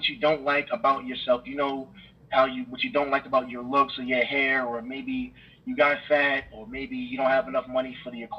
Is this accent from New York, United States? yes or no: yes; New York City, New York, United States; That's where I'm from. I'm from Brooklyn, New York.